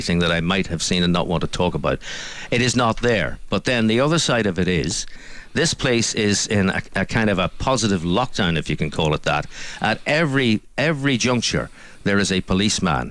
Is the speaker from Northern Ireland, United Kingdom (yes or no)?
yes; Belfast, Northern Ireland, United Kingdom; when I was growing up in Belfast